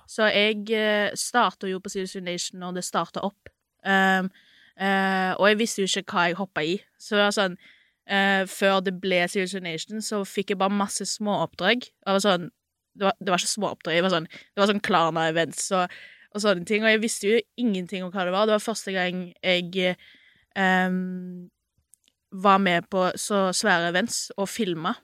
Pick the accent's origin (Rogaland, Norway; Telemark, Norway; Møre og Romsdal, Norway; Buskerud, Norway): Rogaland, Norway; Sandnes; moved away as an adult; now in Oslo, Norway; jeg er jo egentlig fra Sandnes.